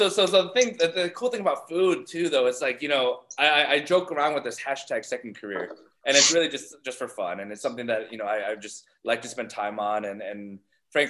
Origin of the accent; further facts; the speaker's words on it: Ohio, United States; I grew up in Ohio